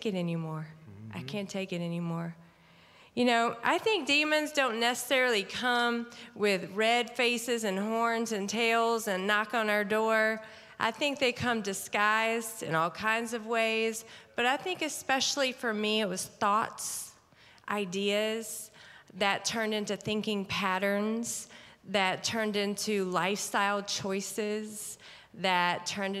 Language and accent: English; Mississippi, United States; also born or lived in Atlanta, Georgia; I was born in Atlanta, actually, Georgia, and then my parents divorced, so I moved to Mississippi. I grew up there